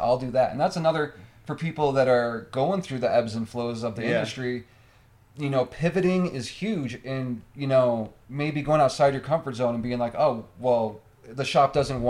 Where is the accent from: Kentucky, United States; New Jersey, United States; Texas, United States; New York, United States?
New York, United States; Liverpool; that was my address growing up in Liverpool.